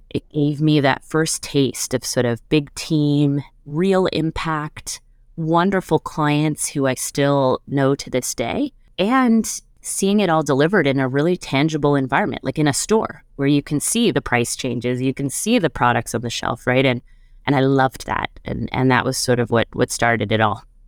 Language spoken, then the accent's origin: English; Montreal, Quebec, Canada; moved away as an adult; now in Toronto, Canada; I grew up in Montreal.